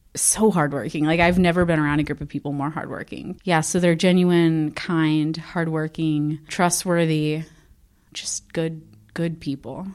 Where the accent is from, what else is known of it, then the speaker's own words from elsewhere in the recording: Texas, United States; moved away as an adult; also born or lived in South Dakota; now in Sioux Falls, United States; I'm originally from Texas, but I ended up coming up to South Dakota to go to South Dakota State